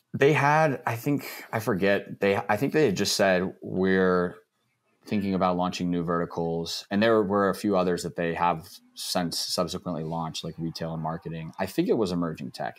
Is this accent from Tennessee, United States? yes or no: no; Texas, United States; I grew up in Texas